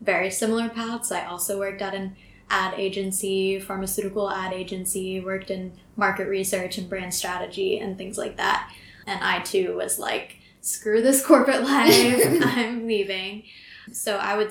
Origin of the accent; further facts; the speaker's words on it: United States; moved away as an adult; now in Ho Chi Minh City, Vietnam; as an American coming here